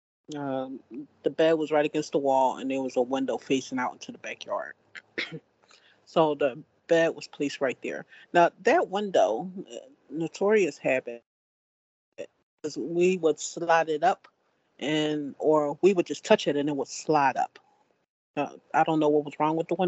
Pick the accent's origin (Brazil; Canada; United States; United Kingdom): United States; Philadelphia, Pennsylvania; I was born and raised in Philadelphia